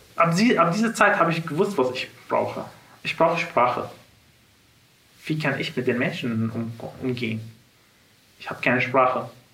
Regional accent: Syria; German is a second language; moved away as an adult; now in Germany; wir sind aus Syrien und wir sind jetzt angekommen

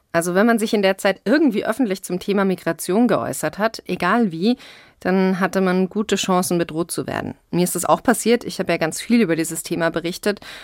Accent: Bavaria, Germany; Ich bin in Bayern geboren und aufgewachsen

